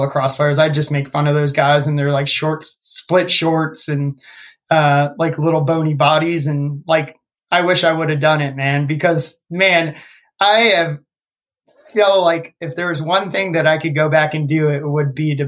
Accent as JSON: {"language": "English", "region": "Northern Virginia", "country": "United States", "tie": "born or raised there", "said": "I grew up in Northern Virginia. I played at a high school called Oakton High School"}